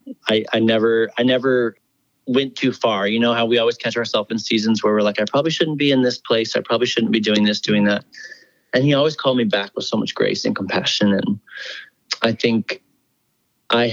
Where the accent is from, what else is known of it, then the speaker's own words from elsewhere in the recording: Washington, United States; now in Nashville, United States; my sister and I grew up doing it in Washington State